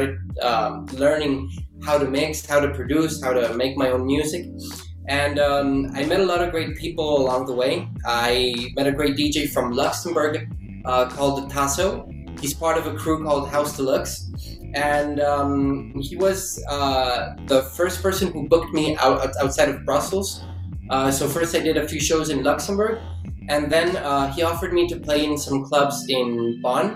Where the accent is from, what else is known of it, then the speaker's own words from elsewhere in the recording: San José, Costa Rica; moved away; also born or lived in United States / Belgium; I was born in San Jose, Costa Rica, but I also identify myself like as a citizen of the world